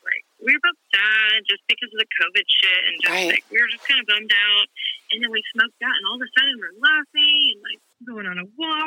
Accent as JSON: {"language": "English", "region": "Oklahoma", "country": "United States", "tie": "born or raised there", "said": "I was born in Oklahoma."}